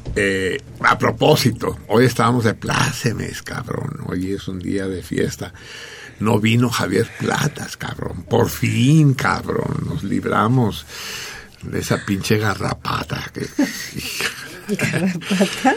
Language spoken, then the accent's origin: Spanish; Mexico; Yo soy, yo soy tan mexicano como un niño triqui